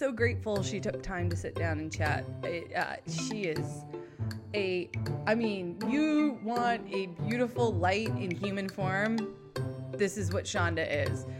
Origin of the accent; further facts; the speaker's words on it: New England, United States; also born or lived in Southern California; So I grew up in New England and I spent the majority of my time up here